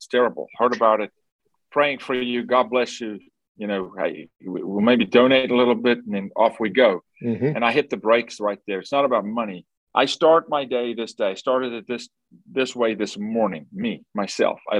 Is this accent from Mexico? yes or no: no; South Africa; Born and raised in South Africa by a single mom